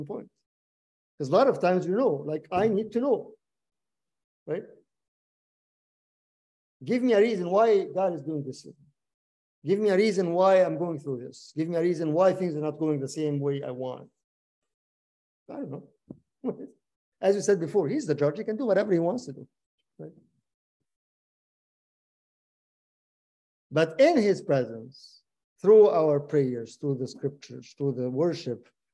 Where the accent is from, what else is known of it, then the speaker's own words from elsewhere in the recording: Egypt; I'm Egyptian